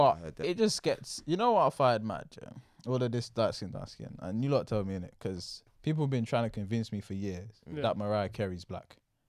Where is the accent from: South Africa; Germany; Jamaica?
Jamaica; I come from Jamaica.